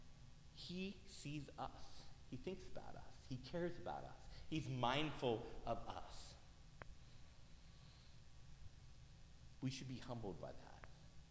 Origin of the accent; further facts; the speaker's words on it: Soddy-Daisy, Tennessee, United States; moved away; I grew up in Tennessee, not all of my life, but for a good portion of it, in a town called Soddy Daisy